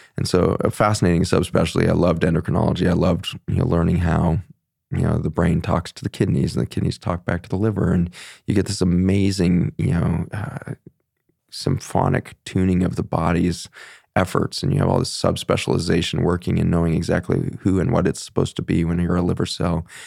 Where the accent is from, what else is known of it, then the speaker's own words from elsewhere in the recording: Boulder, Colorado, United States; moved away; also born or lived in Philippines / Virginia; I grew up in Boulder, Colorado